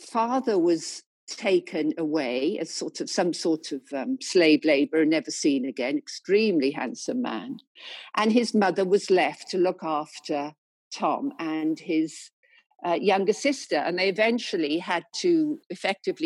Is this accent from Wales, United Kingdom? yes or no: yes; the Welsh Valleys, Wales, United Kingdom; moved away as an adult; now in London, United Kingdom; I've lived all my life, working life in London, I came originally from Wales, from the Welsh Valleys, you know, father a miner